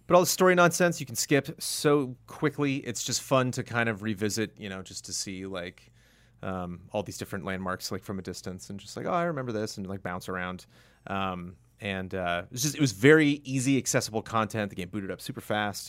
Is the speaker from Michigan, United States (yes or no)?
no; California, United States; as a Californian